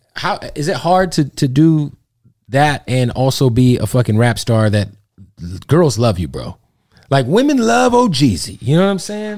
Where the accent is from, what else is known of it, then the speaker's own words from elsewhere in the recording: Phoenix, Arizona, United States; I'm from Phoenix